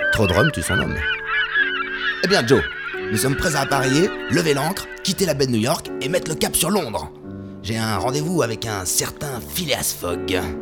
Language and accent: French; France; je suis français